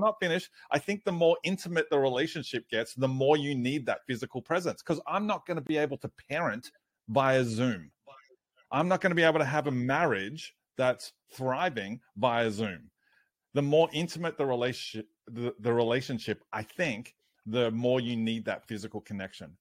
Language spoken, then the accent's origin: English; Australia